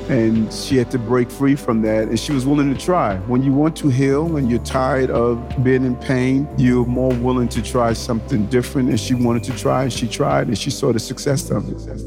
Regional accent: New York City, New York, United States; also born or lived in Brownsville, Brooklyn; I spent my middle years from the age of seven to twenty in Queens

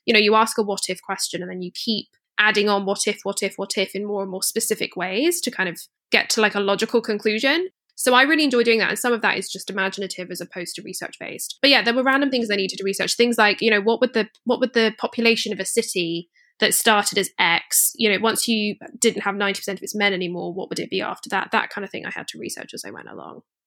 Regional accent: Scotland, United Kingdom; I grew up in Scotland

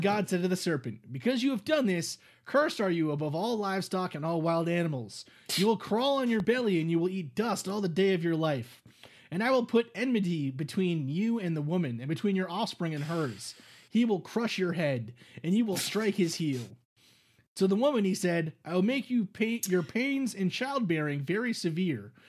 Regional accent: New York City, New York, United States; I grew up in New York City

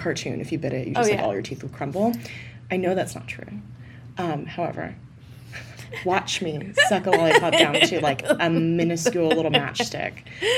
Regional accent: the South, United States; We've already covered I'm from the South

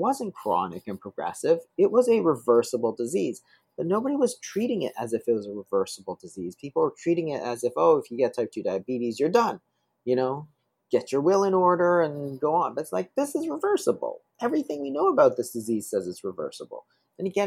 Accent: Toronto, Ontario, Canada; I grew up in Toronto.

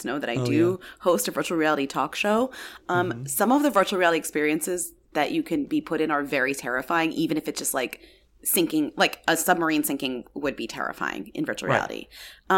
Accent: Newton, United States; born or raised there

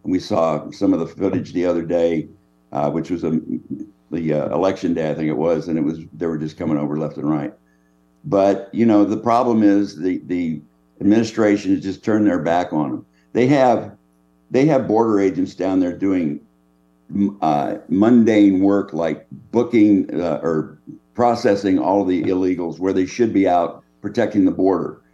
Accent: California, United States; moved away as an adult; now in Texas, United States; I'm from California originally, but I've been in, in Texas for fifty years of my adult life.

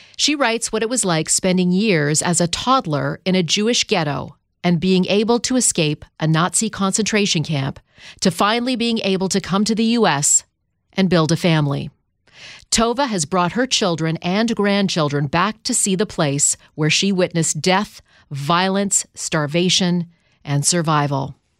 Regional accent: Canada; I grew up in Canada

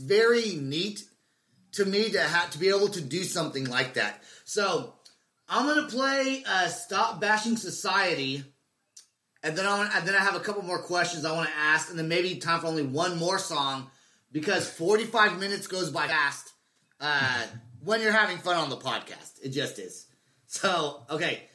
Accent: United States; My nationality, I'm American, but my descent is from Puerto Rico

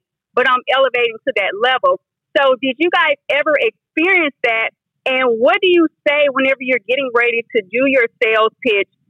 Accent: Mississippi, United States; I'm from Mississippi, didn't grow up with much

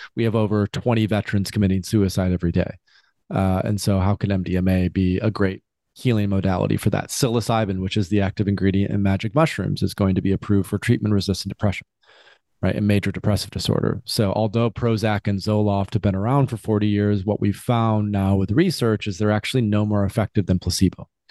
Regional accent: West Michigan, United States; I grew up in Michigan, West Michigan, traditional family

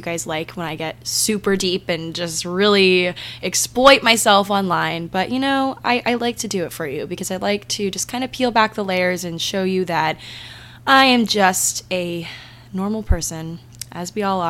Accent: Maryland, United States; I'm from Maryland

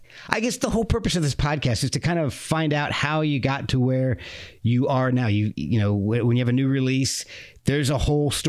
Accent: United States; being born and raised in America.

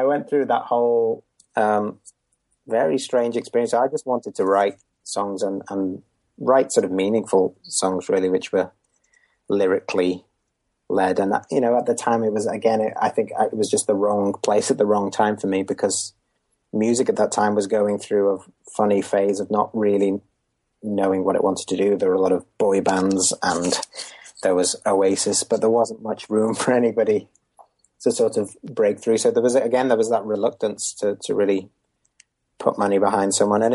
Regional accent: Merseyside, North West England, United Kingdom; born or raised there

